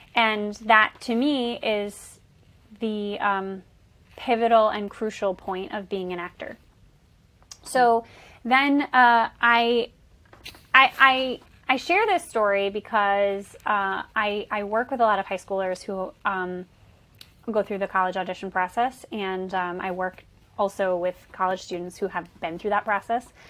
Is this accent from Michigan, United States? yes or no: yes; Bay City, Michigan, United States; moved away as an adult; also born or lived in New York; I'm originally from Bay City, Michigan, where I am currently in my childhood bedroom, which is kind of wild. Um, so I'm from Bay City. I uh, grew up here